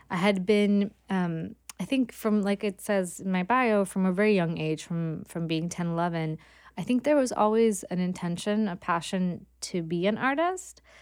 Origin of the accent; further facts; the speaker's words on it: Gothenburg, Västra Götaland, Sweden; now in New York, United States; growing up in Sweden